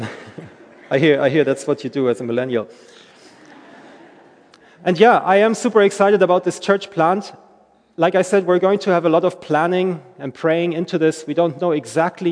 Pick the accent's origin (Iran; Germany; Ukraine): Germany; moved away; also born or lived in Belfast, Northern Ireland; I'm from Germany originally, which you may hear every now and then in my accent